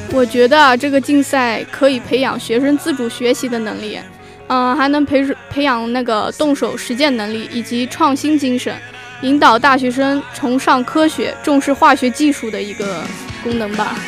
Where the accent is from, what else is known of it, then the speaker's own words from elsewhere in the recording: Anhui, China; moved away as an adult; now in Zhanjiang, China; 我是从安徽过来的